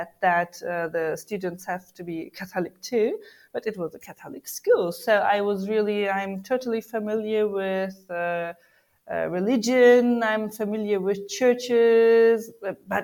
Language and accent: English; Germany; first language German and Turkish; English is a second language; moved away as an adult; now in Turkey; Yes, I've been born in Germany, and I'm a native German and native Turkish woman. I've been born in Germany. I go to school there and I studied there as well. And after my study, I moved to Turkey